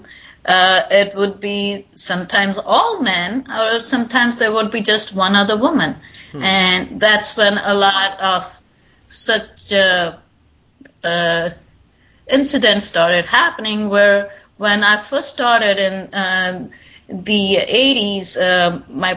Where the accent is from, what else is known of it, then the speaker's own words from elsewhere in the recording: East India, India; moved away as an adult; now in New York City, United States; I did my schooling and medical school in India.